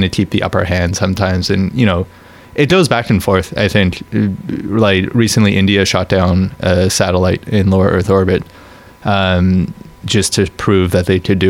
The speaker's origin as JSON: {"language": "English", "country": "Canada", "said": "I'm Canadian"}